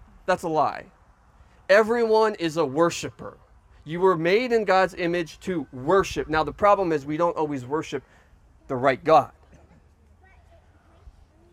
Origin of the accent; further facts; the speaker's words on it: Canada; I'm Canadian.